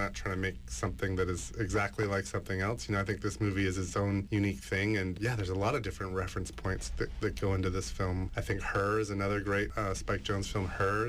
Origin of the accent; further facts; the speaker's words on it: North Vancouver, British Columbia, Canada; When I was in high school, I grew up in North Vancouver